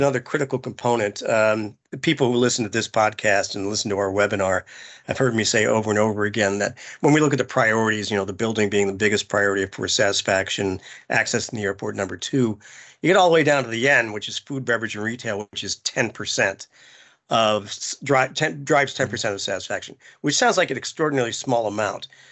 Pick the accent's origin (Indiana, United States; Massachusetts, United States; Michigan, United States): Indiana, United States; Indianapolis; also born or lived in Plainfield, Indiana; I'm a fellow Hoosier.